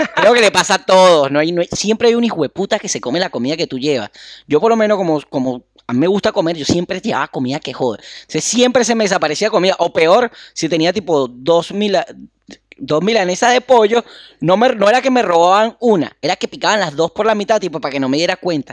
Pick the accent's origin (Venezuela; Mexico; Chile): Venezuela; Carrizal, Miranda; moved away; also born or lived in Caracas; soy de Carrizal